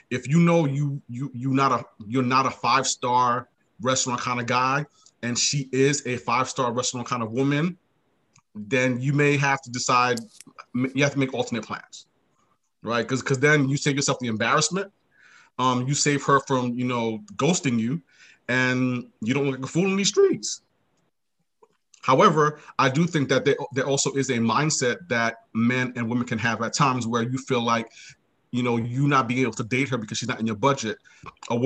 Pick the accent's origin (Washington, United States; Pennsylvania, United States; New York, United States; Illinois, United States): New York, United States; New York City; now in Maryland, United States; I'm from Brooklyn originally, currently live in Maryland